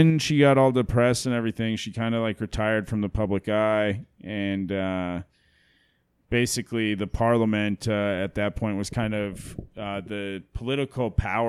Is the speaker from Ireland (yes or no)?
yes; Ireland; Yeah, you know, I can say that I'm Irish too.